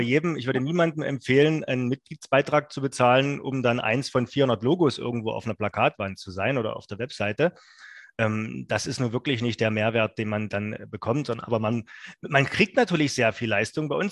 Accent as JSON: {"language": "German", "region": "Saxony", "country": "Germany", "said": "vom schönen Sachsen, wo ich herkomme"}